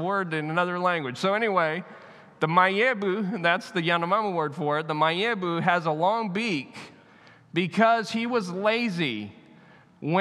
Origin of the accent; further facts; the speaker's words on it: United States; I'm American